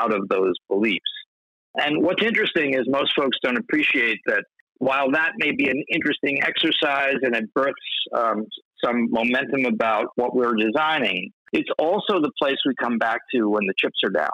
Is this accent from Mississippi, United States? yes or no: no; New York City, New York, United States; I grew up on the Lower East Side of Manhattan in the 60s